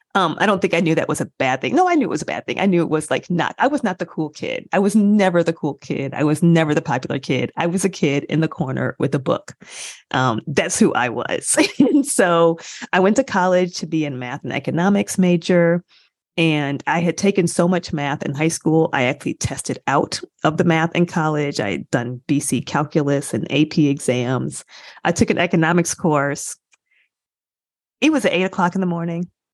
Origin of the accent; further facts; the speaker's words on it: Michigan, United States; I grew up in a college town in Michigan.